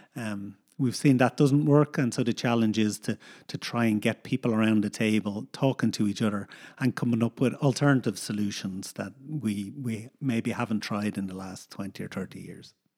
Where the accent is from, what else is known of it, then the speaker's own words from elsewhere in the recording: Dublin, Leinster, Ireland; also born or lived in United States / Northern Ireland; now in Galway, Ireland; we grew up in Dublin in, uh, a housing estate in Dublin.